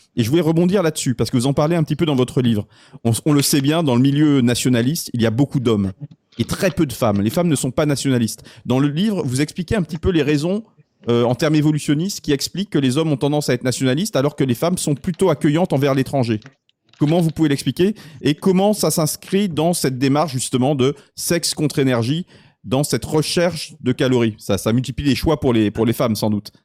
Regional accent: France; en tant que Français

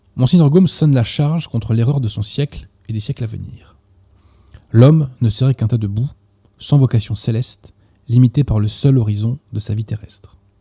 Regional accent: France; en tant que Français

